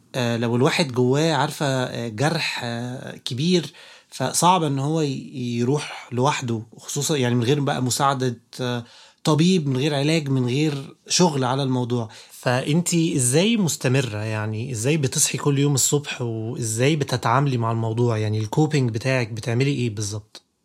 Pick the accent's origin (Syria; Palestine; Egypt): Egypt; عندنا في مصر